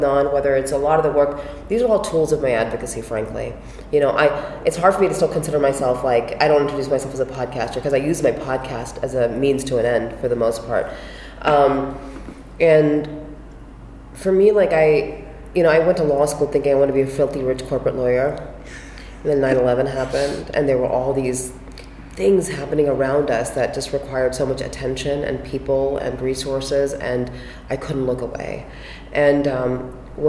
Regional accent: United States; also born or lived in Pakistan; I grew up in small town America

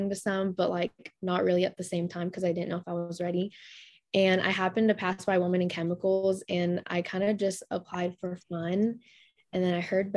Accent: Lawton, Oklahoma, United States; also born or lived in San Jose, California; I was born in San Jose, California, but I live in Lawton, Oklahoma now, and I've been here since like third grade

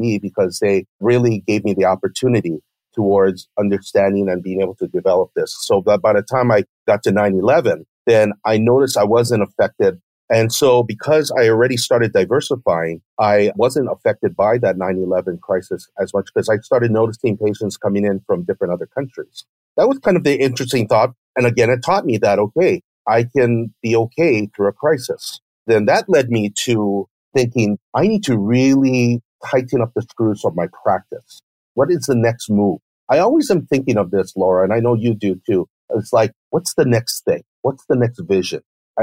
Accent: United States; being Japanese American

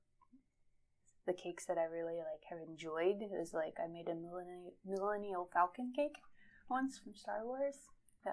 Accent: Gresham, Nebraska, United States; also born or lived in Lincoln, Nebraska; now in York, United States; I was born and raised practically in Gresham, but York obviously is not too far away from it

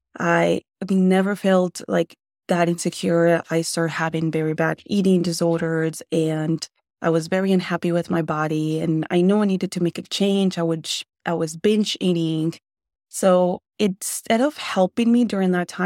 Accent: Nogales, Sonora, Mexico; also born or lived in Tucson, United States; Well, I was born in Tucson in Arizona, and I grew up some part of my life in Mexico. So Nogales, Sonora, for all of you guys who know, it's super close to us.

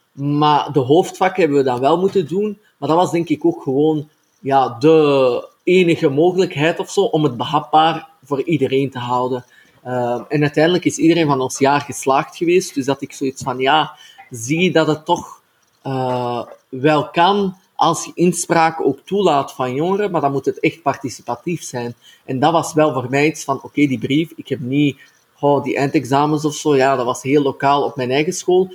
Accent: Antwerp, Flanders, Belgium; ik kom zelf ook uit Antwerpen

